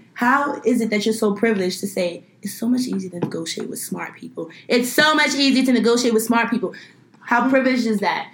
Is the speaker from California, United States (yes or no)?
no; New York City, New York, United States; I grew up in Flatbush. I grew up in a very large Caribbean American community